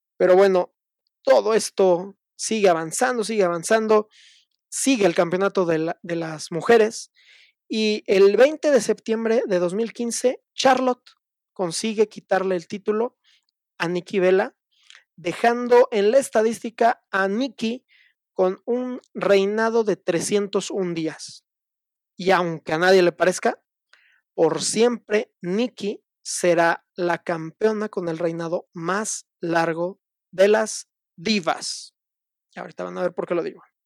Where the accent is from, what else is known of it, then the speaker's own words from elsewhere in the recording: Mexico; como muchos mexicanos de niño yo veía la lucha libre en la televisión, en Canal 9